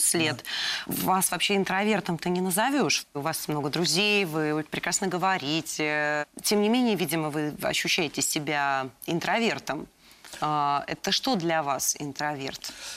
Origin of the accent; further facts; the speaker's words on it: Moscow, Russia; Я сама э, родилась и выросла в Москве